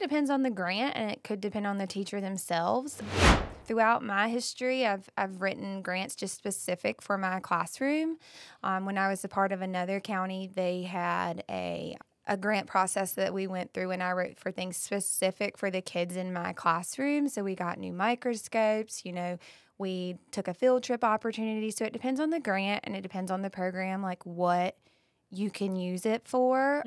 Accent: Bath, North Carolina, United States; I grew up in Bath

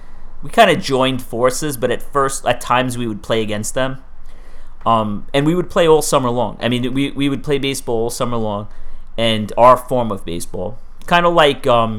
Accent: New York City, New York, United States; Growing up in Staten Island, my parents moved out there in 1977 when I was a baby.

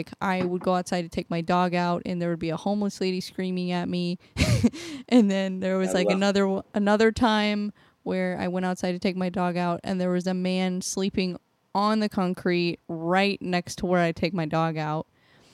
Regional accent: St. Louis area, Missouri, United States; I've lived here my whole life

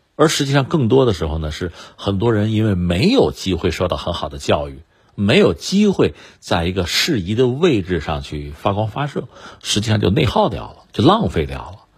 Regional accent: China; 拿我们中国人来说

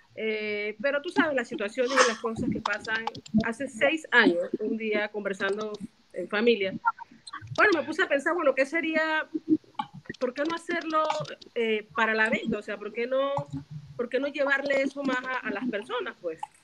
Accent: La Chorrera, Panamá Oeste, Panama; soy aquí mismo de Chorrera

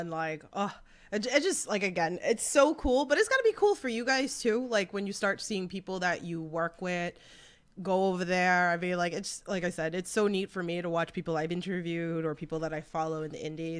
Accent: New York, United States; I'm a New Yorker.

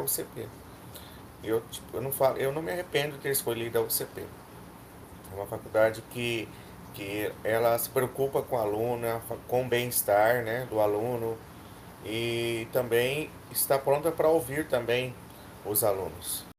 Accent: Nobres, Mato Grosso, Brazil; moved away as an adult; now in Paraguay; sou do interior de Mato Grosso, na cidade chamada Nobres.

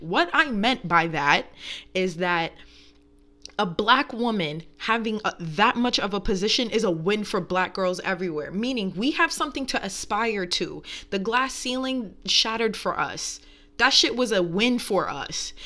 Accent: New York, United States; moved away; growing up in New York is a different take

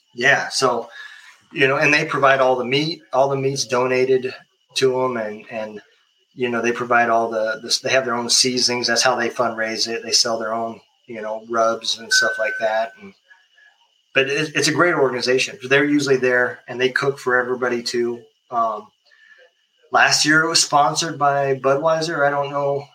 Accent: Lincoln, United States; moved away; I'm originally from Lincoln

